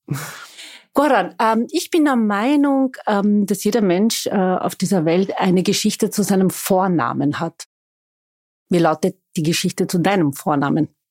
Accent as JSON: {"language": "German", "region": "Vienna", "country": "Austria", "tie": "born or raised there", "said": "Ich bin waschechte Wienerin"}